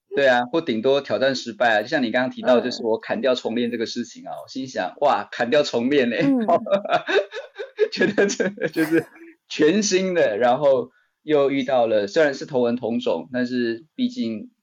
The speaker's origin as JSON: {"language": "Chinese", "town": "Taichung", "country": "Taiwan", "tie": "born or raised there", "also_born_or_lived": "Chiayi / Beijing", "moved": "as an adult", "said": "我就打包了行李回到台中，我老家在台中"}